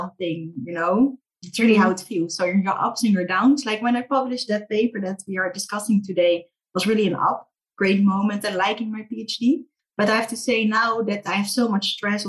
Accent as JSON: {"language": "English", "town": "Rotterdam", "region": "South Holland", "country": "Netherlands", "tie": "born or raised there", "said": "I'm Dutch, born and raised in Rotterdam"}